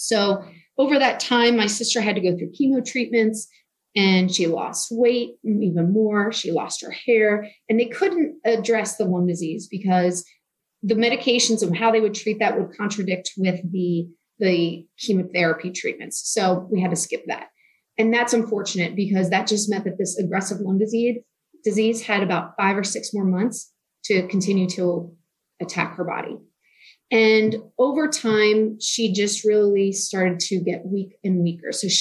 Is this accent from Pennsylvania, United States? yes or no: yes; Newtown Square, Pennsylvania, United States; now in Texas, United States; I grew up outside of Philadelphia, like I said, kind of near Villanova University in Newtown Square, Pennsylvania.